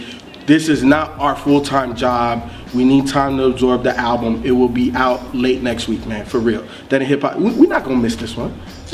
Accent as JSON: {"language": "English", "region": "the South", "country": "United States", "said": "And you know, I'm from the South, so that's what we talk about down here."}